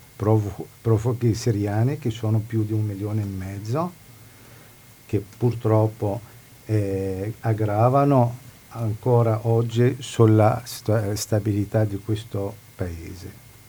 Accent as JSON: {"language": "Italian", "country": "Lebanon", "tie": "born or raised there", "second_language": "Italian", "moved": "as an adult", "lives_now": "Padua, Italy", "said": "di origine palestinese, sono nato in Libano, ho vissuto in Libano fino a 18, 18 anni, 19 anni poi sono venuti in Italia per motivo di studio"}